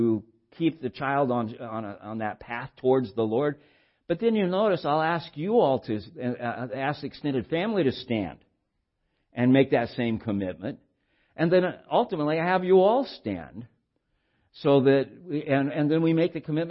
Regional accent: Santa Barbara, California, United States; I was raised in Santa Barbara in my childhood and adolescent years and pre-adolescent years

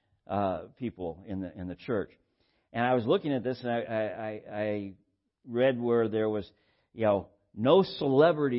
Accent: Santa Barbara, California, United States; where I grew up in Santa Barbara, we had a bus system

